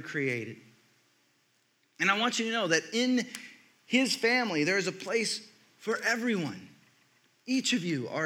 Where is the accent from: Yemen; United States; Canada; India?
United States; Texas; I grew up in Texas